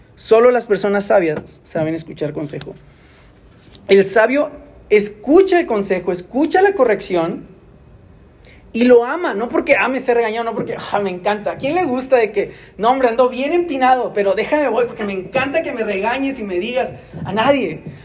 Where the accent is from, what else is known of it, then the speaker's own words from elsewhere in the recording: Monterrey, Nuevo León, Mexico; yo soy de aquí, de Monterrey, pero yo recuerdo la primera vez que tuve que dejar mi casa vivir aquí mismo en la ciudad